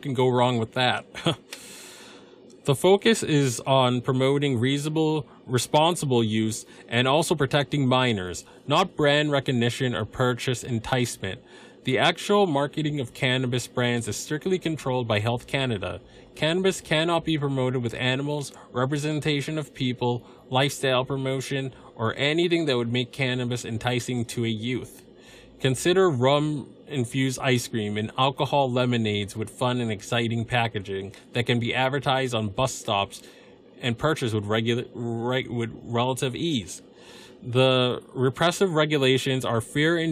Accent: United States; I'm just an American

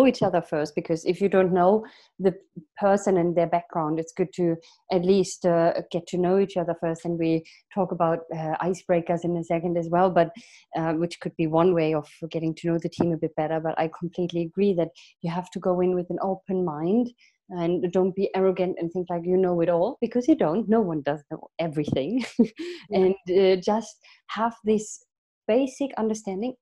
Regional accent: Germany; English is a second language; moved away as an adult; also born or lived in England / Sweden / Italy; I'm from Germany. I lived in England, Sweden, and Italy so far

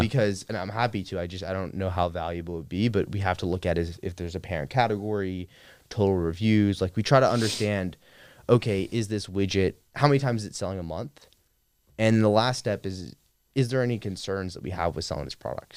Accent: Clearwater, Florida, United States; moved away as an adult; also born or lived in Atlanta, Georgia; now in Austin, United States; I grew up in a suburb of Tampa, Florida, Clearwater, and had a pretty normal upbringing

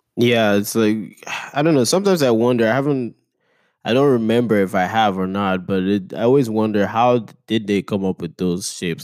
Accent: Nigeria; moved away; I grew up in Nigeria

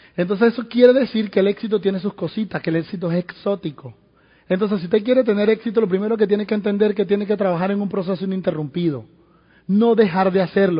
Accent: Venezuela; moved away; en Venezuela, en mi país

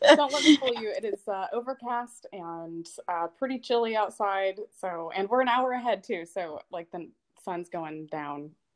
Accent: Arkansas, United States; I grew up in Arkansas

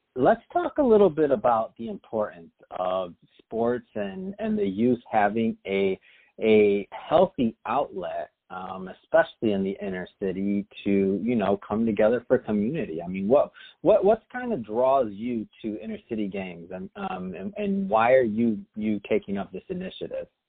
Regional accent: Michigan, United States; now in Los Angeles, United States; I'm from Michigan originally

